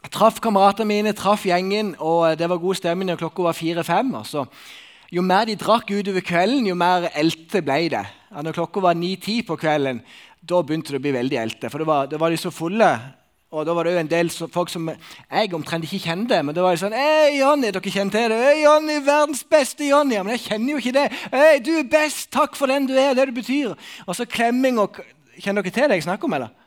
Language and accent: Norwegian; Sokna, Buskerud, Norway; En del av mine venner da, som bor i Sokna, der jeg kommer fra, vi har sånn ei Snap-gruppe.